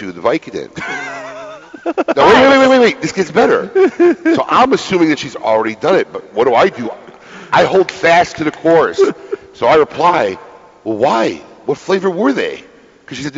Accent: Illinois, United States; now in Florida, United States; I grew up in the Midwest in Illinois

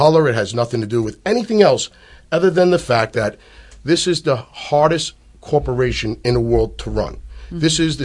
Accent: New York City, New York, United States; born and raised in Staten Island, New York.

